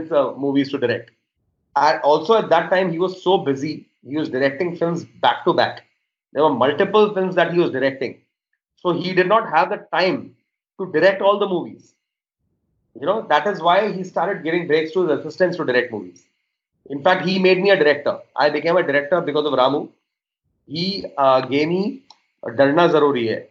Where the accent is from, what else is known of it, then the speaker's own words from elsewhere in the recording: Mumbai, Maharashtra, India; I was born and brought up in Bombay